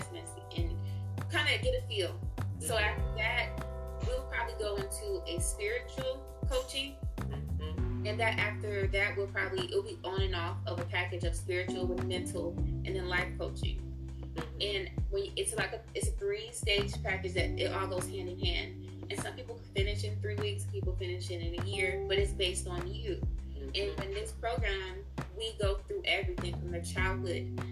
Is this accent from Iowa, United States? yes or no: no; Detroit, Michigan, United States; Detroit, because that's where I'm from.